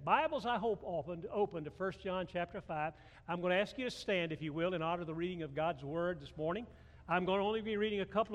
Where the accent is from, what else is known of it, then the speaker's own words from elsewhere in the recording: Atlanta, Georgia, United States; I grew up Methodist in Atlanta, Georgia